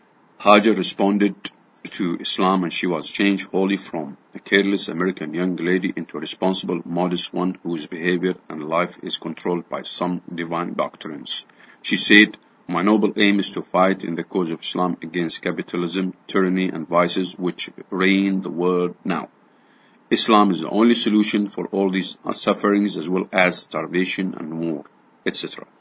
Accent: Canada; Myself, I am from a Canadian and Anglican background, and my husband never joined his Christian church, Presbyterian.

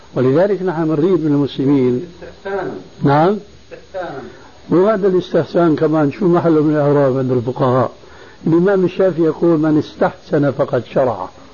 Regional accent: Damascus, Syria; عندنا في دمشق

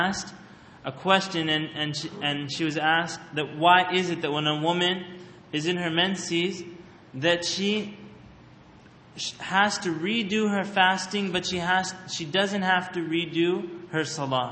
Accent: Canada; I grew up in Canada where these questions always happen

